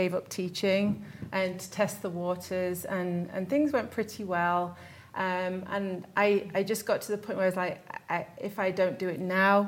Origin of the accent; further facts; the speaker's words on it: Derby, East Midlands, United Kingdom; moved away as an adult; now in Salt Lake City, United States; I'm from England. I was born in Derby, in the center of England